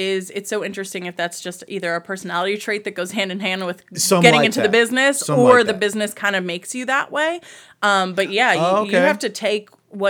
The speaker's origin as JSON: {"language": "English", "town": "Baltimore", "region": "Maryland", "country": "United States", "tie": "born there", "said": "so I was born in Baltimore."}